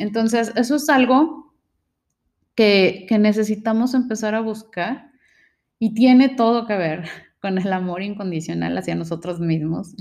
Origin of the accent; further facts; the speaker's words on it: Mexico; nuestros ancestros vivían del maíz, eh, es algo que tenemos como mexicanos